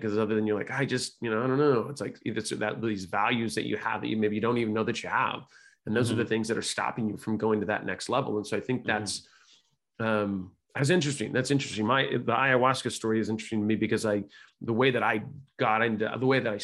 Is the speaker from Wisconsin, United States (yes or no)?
no; California, United States; I was raised by hippies in California